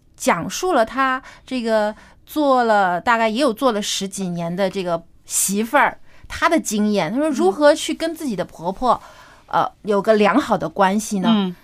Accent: China; 因为我 嗯 们中国人还是非常注重这个家庭观念的

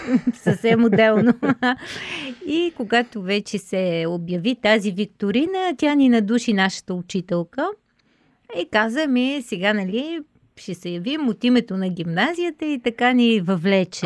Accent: Bulgaria; да си останем българи

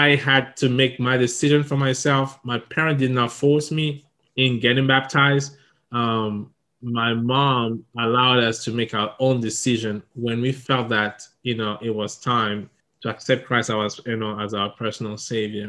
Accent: Togo; English is a second language; moved away as an adult; also born or lived in Ivory Coast / Ghana / Niger / Burkina Faso; now in Japan; when I was 5 years old, we moved back to my home country, Togo

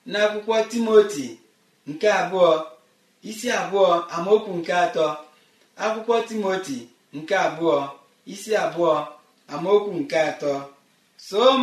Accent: Igboland, Nigeria; obodo anyị bụ naijiria n'ala igbo ebe anyị si pụta

